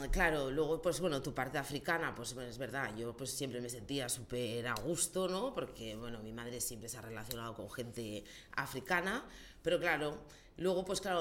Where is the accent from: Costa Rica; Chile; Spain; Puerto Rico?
Spain; yo, a mí me costó decir soy española